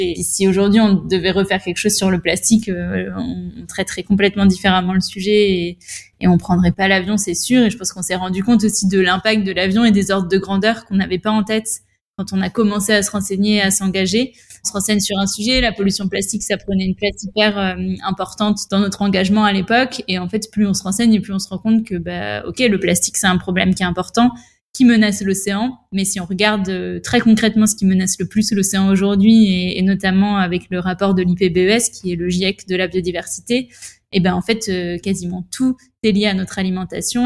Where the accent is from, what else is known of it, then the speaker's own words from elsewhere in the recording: La Rochelle, Nouvelle-Aquitaine, France; also born or lived in Bordeaux / Paris / Madrid / Rome; J'ai grandi à La Rochelle depuis que je suis au collège